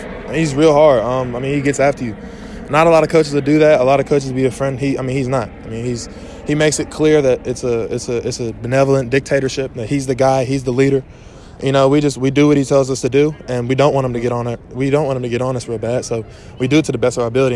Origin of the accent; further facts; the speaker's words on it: Atlanta, Georgia, United States; I'm from Atlanta, Georgia. I went to Greater Atlanta Christian School